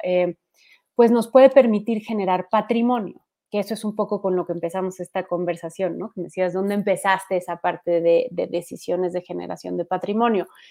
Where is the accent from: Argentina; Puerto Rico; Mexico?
Mexico; somos más mexicanos totaleros